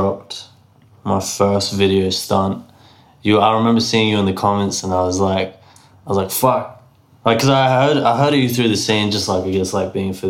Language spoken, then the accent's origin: English; Brisbane, Queensland, Australia; also born or lived in Mount Isa, Queensland; I was born in Mount Isa. But I moved to Brisbane when I was like 6 or 7 years old.